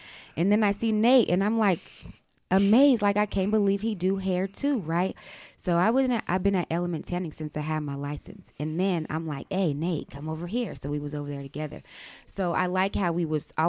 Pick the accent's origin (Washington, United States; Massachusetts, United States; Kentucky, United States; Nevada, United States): Nevada, United States; Hawthorne; also born or lived in Oakland, California; now in Reno, United States; I was born in Oakland, however, I was raised out here in Nevada. Mm-hmm. I grew up in Hawthorne, and I moved to Reno.